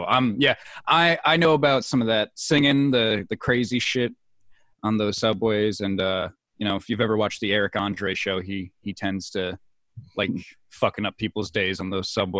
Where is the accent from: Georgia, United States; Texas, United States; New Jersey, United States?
New Jersey, United States; I used to go to New York City a lot because I'm from North Jersey. That's why I was asking if you were from New York. So I'm from North Jersey, and I'm like a 40-minute car ride with no traffic, of course, to the city, or an hour long.